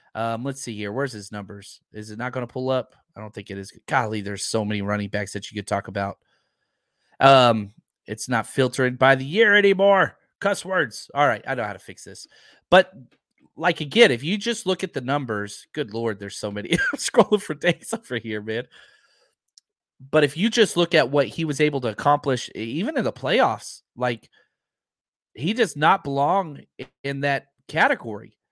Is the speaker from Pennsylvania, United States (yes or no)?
no; Texas, United States; I'm from Texas